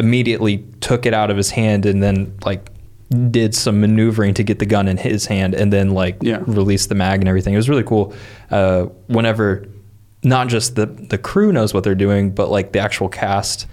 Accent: Midwest, United States; we grew up in the Midwest

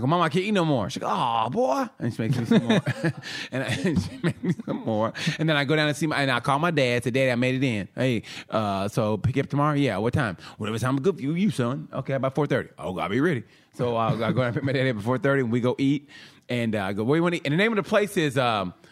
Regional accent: Oklahoma, United States; when we grew up in Oklahoma, had them little kid parties and shit in school

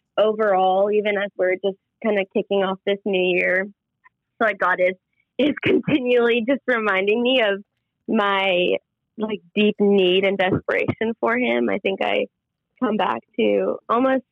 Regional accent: Minnetonka, Minnesota, United States; moved away as an adult; also born or lived in Dallas, Texas; now in Waco, United States; I grew up obviously in Minnesota, right in the Minnetonka, Tianhassen area

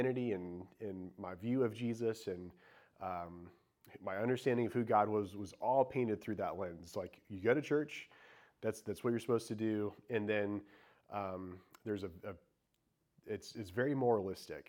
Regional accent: Indiana, United States; moved away as an adult; now in Charlotte, United States; I grew up in Indiana and in a very small town

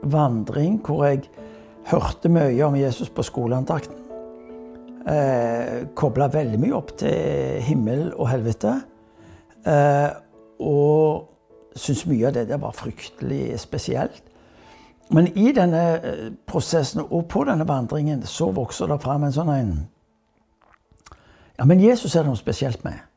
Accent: Stavanger, Rogaland, Norway; also born or lived in England; Så jeg er født i England, der derav navnet Cave. Eh, min mor fra Stavanger ble gift med en engelskmann. Eh, et ulykkelig eh, ekteskap på mange måter. Hvor hun til slutt eh, velger å vende tilbake til Norge, til Stavanger.

